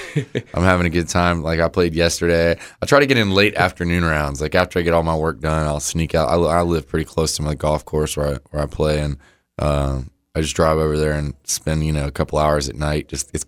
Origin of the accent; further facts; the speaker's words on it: Florida, United States; I lived on the beach. I grew up in Florida.